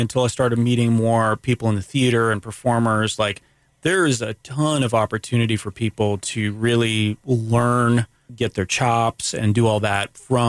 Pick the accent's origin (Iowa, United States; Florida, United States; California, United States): Florida, United States; Daytona Beach; growing up in Daytona